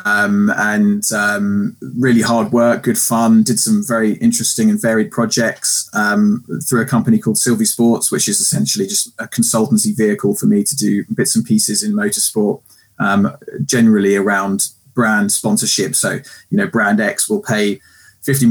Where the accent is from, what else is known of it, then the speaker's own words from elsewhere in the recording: Guildford, South East England, United Kingdom; I'm born and bred in Surrey, Guildford, Godalming kind of area